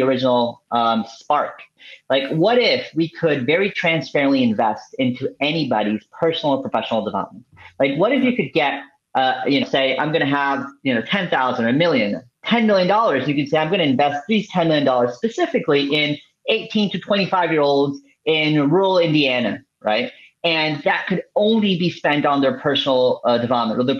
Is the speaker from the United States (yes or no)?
no; Venezuela; moved away; I'm originally from Venezuela